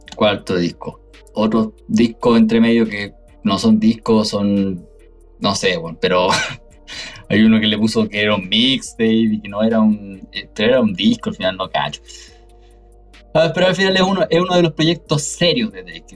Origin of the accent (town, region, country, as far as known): Chile